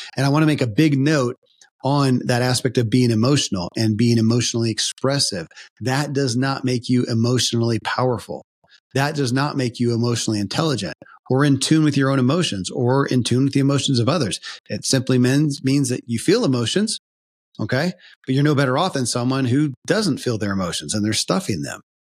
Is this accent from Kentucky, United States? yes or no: yes; Kentucky, United States; born or raised there